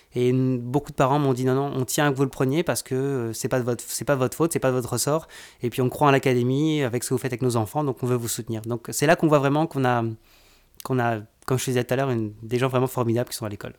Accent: France; moved away as an adult; now in Quebec, Canada; je suis originaire de France. ça va faire maintenant presque 20 ans que je suis, que je suis au Canada, au Québec

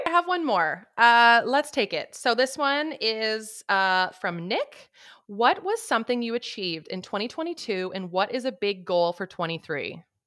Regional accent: Canada; I am Canadian

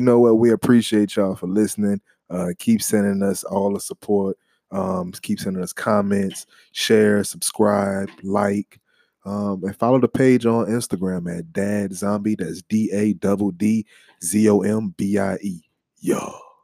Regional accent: New Orleans, Louisiana, United States; I'm from the Crescent City

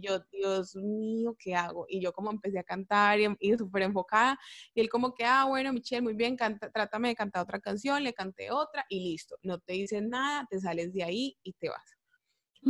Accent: Colombia; moved away; yo soy la única colombiana

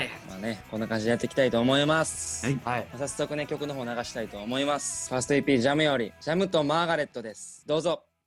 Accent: Tokushima, Japan; moved away; also born or lived in Kyoto; 地元の徳島

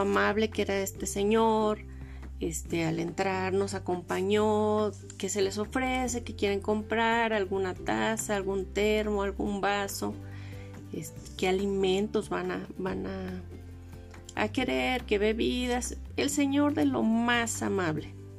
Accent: Los Mochis, Sinaloa, Mexico; moved away as an adult; also born or lived in Los Cabos; now in Mexico City, Mexico; Yo soy de Los Mochis, Sinaloa

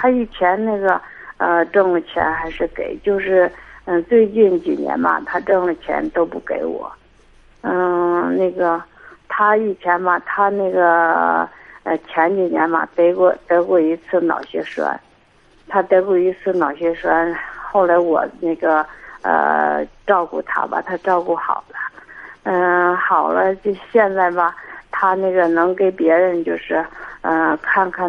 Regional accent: Xinji, Hebei, China; 我是那个新集的。

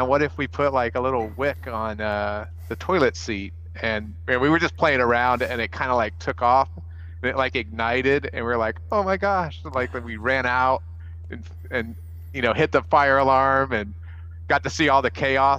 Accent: El Paso, Texas, United States; I grew up in El Paso

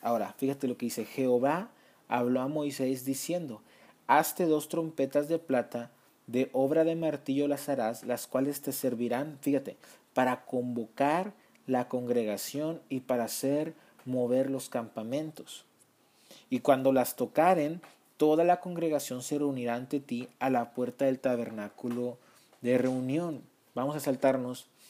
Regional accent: Mexico; yo soy mexicano

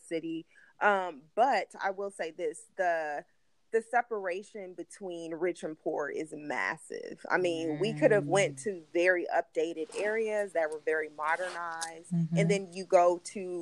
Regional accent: United States; I'm American

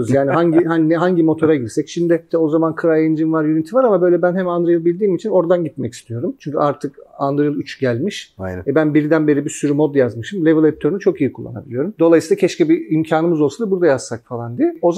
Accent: Turkey; ben ama Türk'üm falan diyorum ben inanamıyorum falan

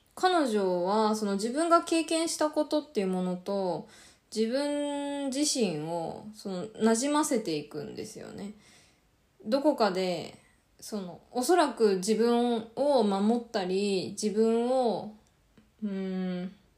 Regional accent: Japan; first language Japanese; 両親も日本人で、バリバリの日本で、あの、育ちました

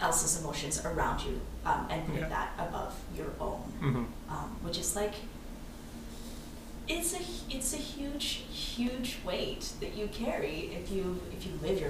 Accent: Vancouver, British Columbia, Canada; I grew up in the West End

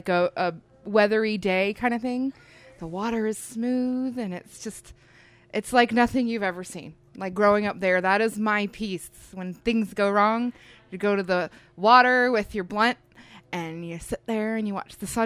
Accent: Florida, United States; now in Oklahoma, United States; Okay, so we are from South Florida, that's where we grew up. And we decided to come to Oklahoma for a nice change of pace and do something that we loved.

